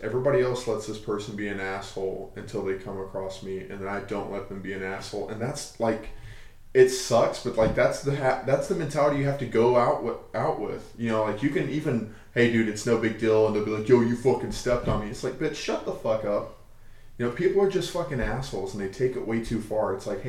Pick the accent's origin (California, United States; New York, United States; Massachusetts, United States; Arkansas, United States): Arkansas, United States; And I'm from Arkansas, and I never really dealt with it there.